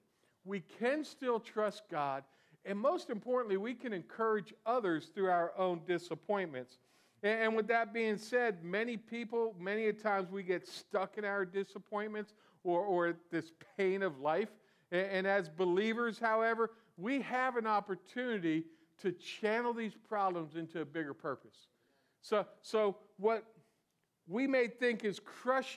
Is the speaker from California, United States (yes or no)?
no; South Florida, United States; I was born in South Florida and raised in South Florida